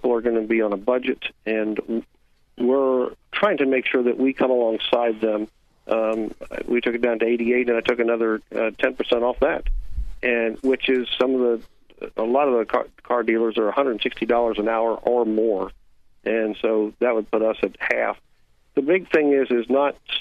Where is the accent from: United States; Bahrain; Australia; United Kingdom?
United States; Orlando, Florida; also born or lived in Lake Mary; I was born in Orlando and raised, and then we moved to Lake Mary in 1970.